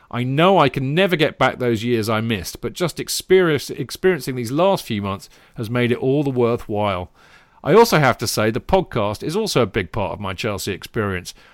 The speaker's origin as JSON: {"language": "English", "town": "Dublin", "region": "Leinster", "country": "Ireland", "tie": "born or raised there", "said": "but I moved to Dublin, Ireland after a month. Needless to say, I didn't have much say in the matter. Growing up in Ireland, we didn't have a professional football league, so all of us followed English clubs."}